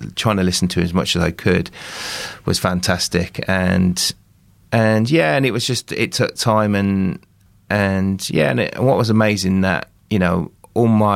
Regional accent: Walsall, West Midlands, United Kingdom; now in Dorset, United Kingdom; my hometown in Walsall Community Church

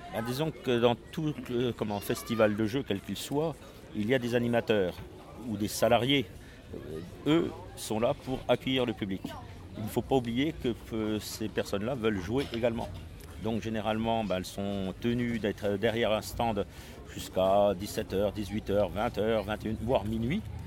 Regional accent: Strasbourg, Grand Est, France; je suis de Strasbourg

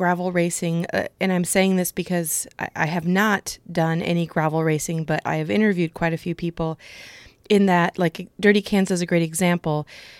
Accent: Iowa, United States; I am from Iowa, and I also still live in Iowa, but I also went to UNI

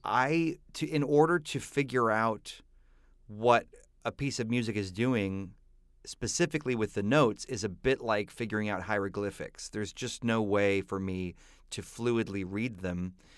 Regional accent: Texas, United States; my roots of growing up in Texas in the eighties

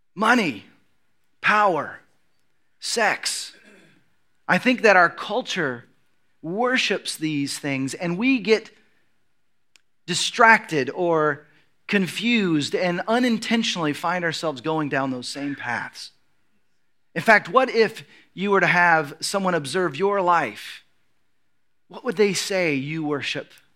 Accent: United States

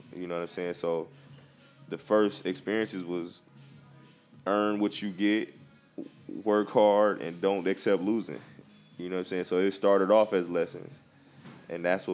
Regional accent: Compton, California, United States; I'm from Compton, and my grandma had foster kids and adopted kids

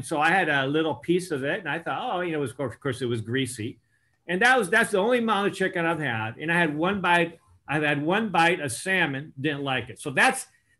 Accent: Temuco, Araucanía, Chile; also born or lived in Argentina / Uruguay; Actually, I was born in Chile, Temuco, Chile, via one of these volcano-like beautiful mountains that I've climbed into more recently. But my parents were Christian missionaries in South America. So I had a privilege of growing up in Chile, Argentina, Uruguay

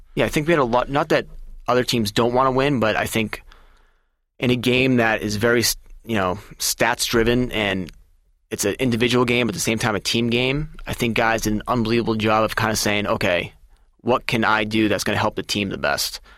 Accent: Massachusetts, United States; I'm from Massachusetts, and I grew up a Red Sox fan

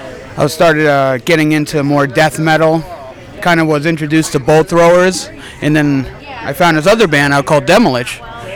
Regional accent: Groton, Massachusetts, United States; We're from Groton, Massachusetts.

